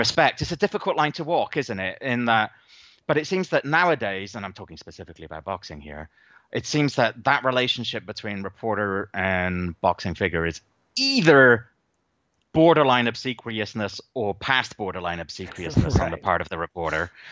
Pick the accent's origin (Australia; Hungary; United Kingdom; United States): United Kingdom; England; I grew up in England, and that country in the late 1970s and early 1980s was at times a pretty horrendous place to be